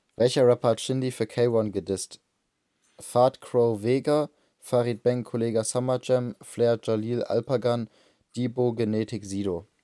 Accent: Bremen, Germany; ich bin auch in Bremen geboren

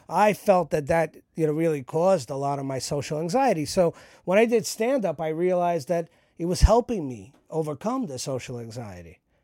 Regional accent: New York City, New York, United States; Growing up in New York, I've never held a gun in my life

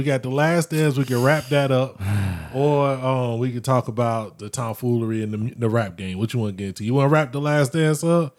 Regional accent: Orlando, Florida, United States; I grew up in Orlando

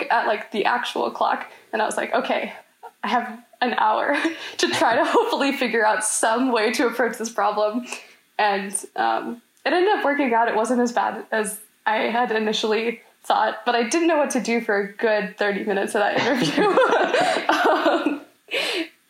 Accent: Orlando, Florida, United States; I'm a junior from Orlando

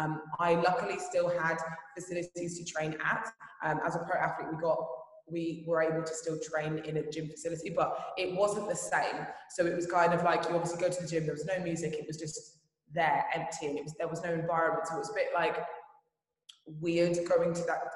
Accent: Brighton, South East England, United Kingdom; moved away as an adult; now in Dubai, United Arab Emirates; my gym in Brighton

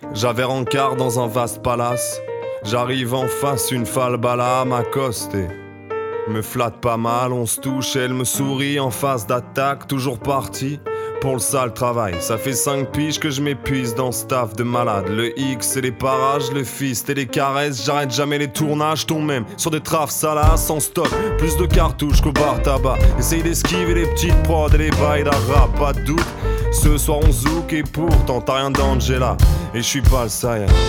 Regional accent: Angers, Pays de la Loire, France; also born or lived in Tours; moi, je suis né à Angers

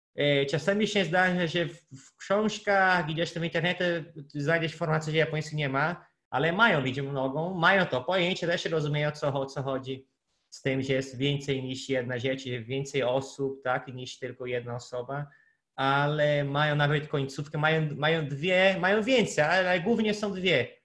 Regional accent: Brazil; Polish is a second language; moved away; Brazylijczykiem z Brazylii

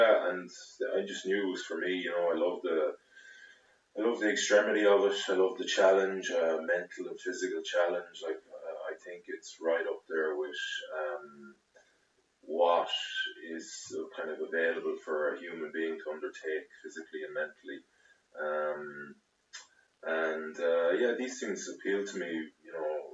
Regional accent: Galway, Connacht, Ireland; I'm from Galway originally, from Renmore. I went to the Bish.

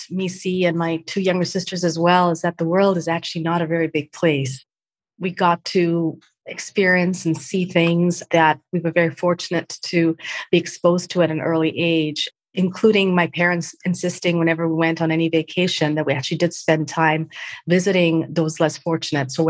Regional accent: Mumbai, Maharashtra, India; born there; Well, … started or was born in, in Mumbai to parents who are from Goan and Portuguese heritage.

